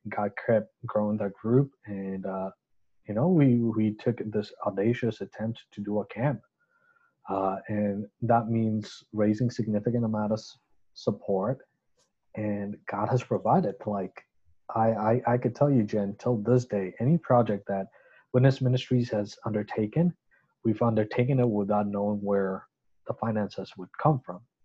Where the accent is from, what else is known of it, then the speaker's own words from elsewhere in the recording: Chittagong, Chittagong Division, Bangladesh; I got a scholarship to attend this school, which was American school in my hometown of Chittagong, Bangladesh. Um, so I grew up in that school